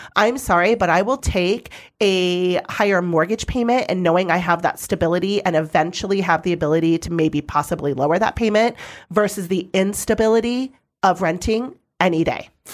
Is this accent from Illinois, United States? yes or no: no; Arizona valley, United States; it's in my hometown